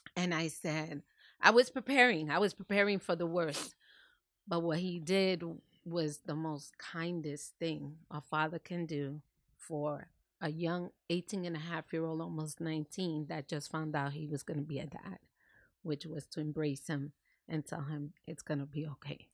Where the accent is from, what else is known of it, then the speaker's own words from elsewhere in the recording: New York City, New York, United States; moved away as an adult; now in New Jersey, United States; I was born and raised in New York City.